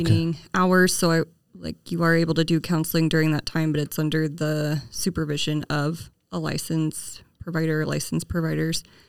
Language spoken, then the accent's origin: English; Kansas, United States; moved away as an adult; now in Hardin, United States; I was born and raised in Kansas, and I moved to Montana after I married my husband